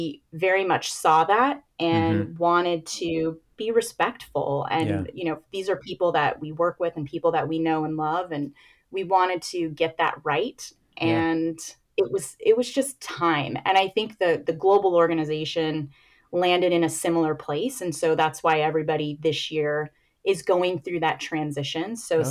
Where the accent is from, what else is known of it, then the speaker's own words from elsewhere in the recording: San Jose, California, United States; also born or lived in Philadelphia; my hometown